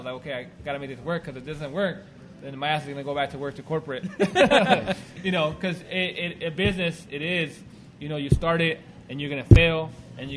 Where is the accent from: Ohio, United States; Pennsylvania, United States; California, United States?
California, United States; Whittier; I'm from Whittier